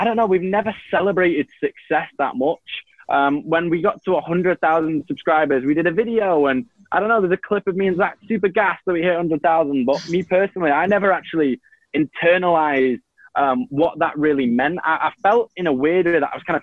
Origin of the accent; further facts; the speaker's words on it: Manchester, North West England, United Kingdom; accent: Manchester; I'm from Manchester